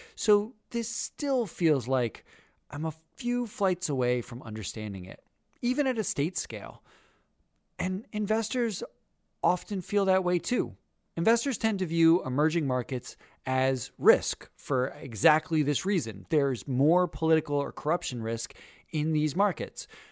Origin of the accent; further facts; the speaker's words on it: United States; I am an American, a loud barbecue eating, slovenly American